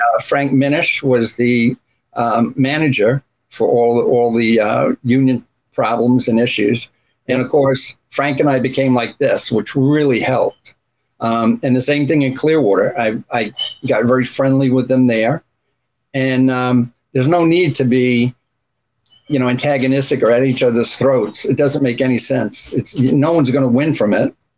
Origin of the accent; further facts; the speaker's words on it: Runcorn, North West England, United Kingdom; also born or lived in Canada; now in United States; I grew up in a town called Runcorn, which is up towards um, the northwest, close between Wales and then Liverpool's across the Mersey.